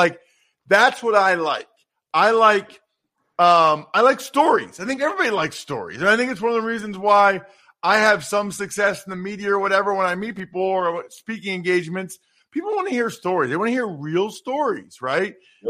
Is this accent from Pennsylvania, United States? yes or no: yes; Reading, Pennsylvania, United States; now in Harrisburg, United States; I grew up in Reading. I live in Harrisburg now.